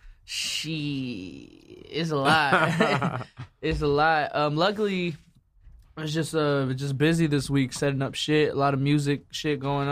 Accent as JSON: {"language": "English", "town": "Phoenix", "region": "Arizona", "country": "United States", "tie": "born or raised there", "also_born_or_lived": "San Jose, California", "moved": "as an adult", "lives_now": "Los Angeles, United States", "said": "I moved out here when I was in like second grade"}